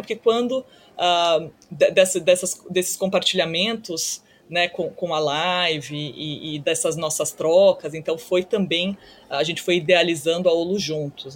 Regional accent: Brazil; moved away as an adult; also born or lived in United States / China; retornando ao Brasil aos 24 anos, eu acabei passando oito anos fora do Brasil, do início da faculdade

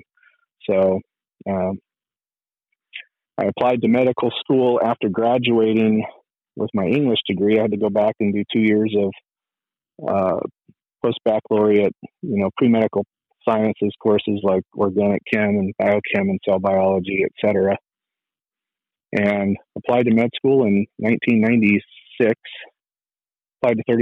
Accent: Fresno, California, United States; moved away; also born or lived in Tucson; I was born and raised in Fresno, California

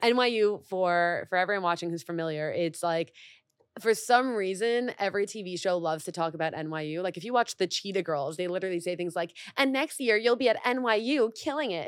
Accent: Mexico; now in United States; I grew up in Mexico

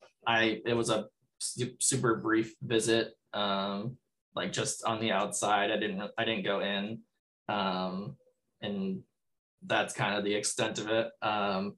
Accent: Minnesota, United States; I'm from Minnesota

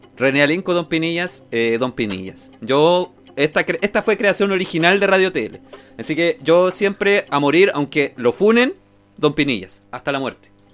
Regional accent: Chile

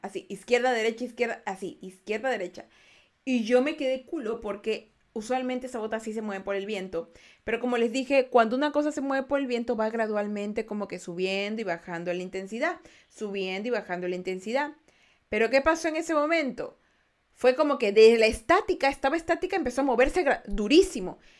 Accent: Ecuador; Hola, soy de Ecuador

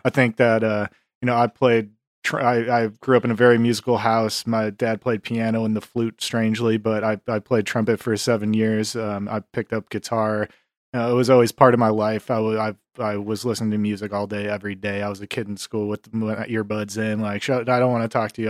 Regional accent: Buffalo, New York, United States; moved away as an adult; now in Texas, United States; I'm from Buffalo, New York originally.

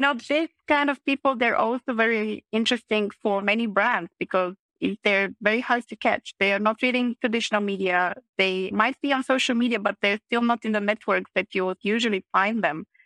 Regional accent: Plovdiv, Plovdiv Province, Bulgaria; moved away as an adult; also born or lived in Vienna; I started as a waitress actually already in my hometown in Plovdiv

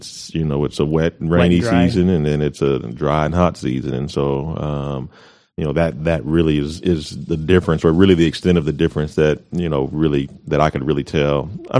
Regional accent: Colorado Springs, Colorado, United States; now in Amarillo, United States; And when I was born, we were stationed at Fort Carson, in Colorado Springs. And so that's where I was born, grew up

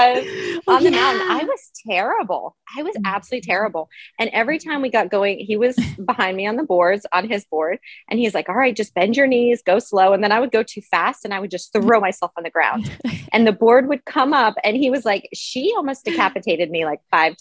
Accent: the Poconos, Pennsylvania, United States; also born or lived in England; I grew up here in the Poconos in Pennsylvania

